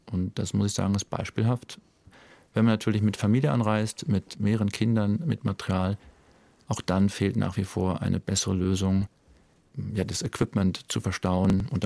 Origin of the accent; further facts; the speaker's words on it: Lüdenscheid, North Rhine-Westphalia, Germany; now in Zürich, Switzerland; Die Nordhelle im Ebbegebirge bei Herscheid. 663 Meter normal Null. Wow. Ja, das war mein Home Mountain, mein Heimberg.